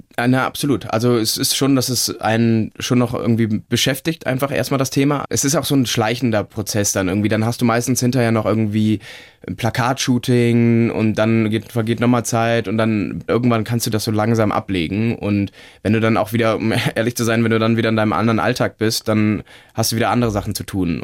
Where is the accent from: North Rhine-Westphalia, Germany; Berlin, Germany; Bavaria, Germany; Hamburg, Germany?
North Rhine-Westphalia, Germany; Cologne; also born or lived in Munich; zurück in meine Heimat Köln